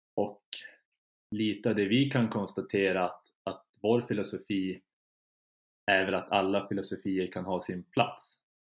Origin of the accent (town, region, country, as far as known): Kiruna, Norrbotten County, Sweden; born or raised there; moved away as an adult; now in Umeå, Sweden